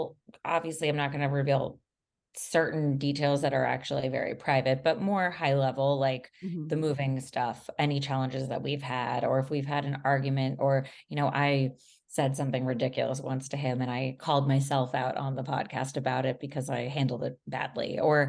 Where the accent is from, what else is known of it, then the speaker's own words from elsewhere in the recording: Miami, Florida, United States; Well, I should know Spanish, honestly, because I'm from Miami, but I want to be fluent in it at some point.